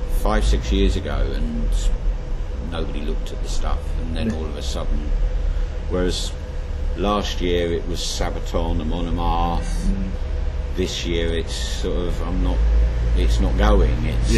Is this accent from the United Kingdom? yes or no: yes; London, United Kingdom; now in Ipswich, United Kingdom